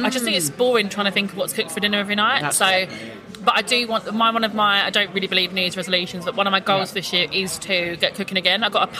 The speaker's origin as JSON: {"language": "English", "town": "Gravesend", "region": "South East England", "country": "United Kingdom", "tie": "born or raised there", "said": "I grew up in Gravesend."}